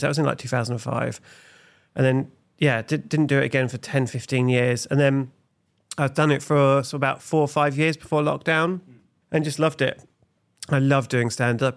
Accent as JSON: {"language": "English", "town": "Felixstowe", "region": "East of England", "country": "United Kingdom", "tie": "born or raised there", "also_born_or_lived": "Nottingham", "moved": "as an adult", "said": "I was born in Felixstowe, the sunny capital of Suffolk"}